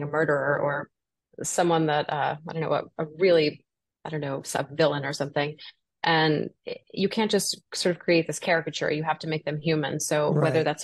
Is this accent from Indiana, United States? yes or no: no; New Orleans, Louisiana, United States; also born or lived in Los Angeles; now in New York, United States; I'm originally from New Orleans